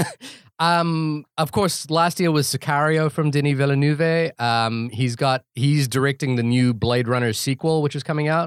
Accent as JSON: {"language": "English", "country": "New Zealand", "said": "I think it's a characteristic of being a New Zealander"}